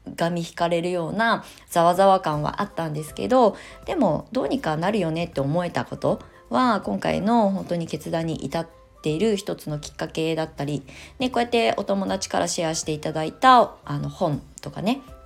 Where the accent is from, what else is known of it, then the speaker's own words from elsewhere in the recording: Japan; moved away as an adult; also born or lived in Tokyo; now in Shonan, Japan; 田舎に帰って生まれ育っ